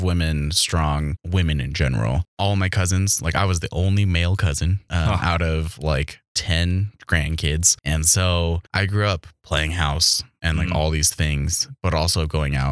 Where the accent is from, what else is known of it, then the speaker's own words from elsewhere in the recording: White River, South Dakota, United States; I was raised in a town of 300, Little White River, South Dakota.